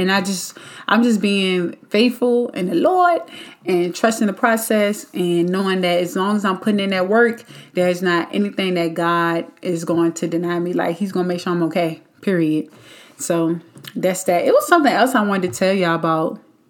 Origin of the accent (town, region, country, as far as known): Richmond, United States; born or raised there; moved away as an adult; now in Atlanta, United States